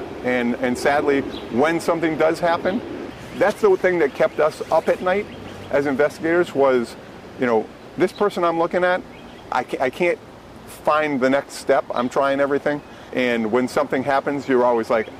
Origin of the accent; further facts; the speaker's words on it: Massachusetts, United States; moved away; we're from Massachusetts